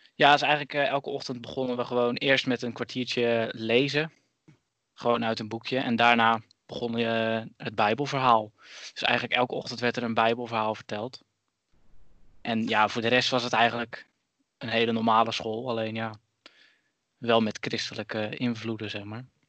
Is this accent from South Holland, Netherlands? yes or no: no; Zeeland, Netherlands; now in Tilburg, Netherlands; Ik ben opgegroeid in Zeeland en ik woon tegenwoordig in Tilburg